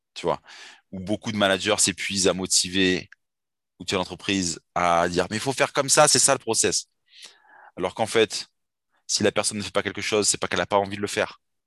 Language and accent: French; Bordeaux, Nouvelle-Aquitaine, France; je suis de Bordeaux